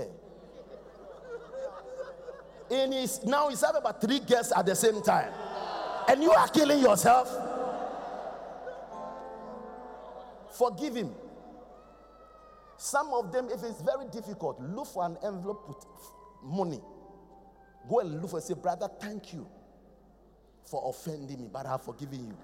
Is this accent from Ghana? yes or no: yes; Accra, Greater Accra, Ghana; I'm from Kolegono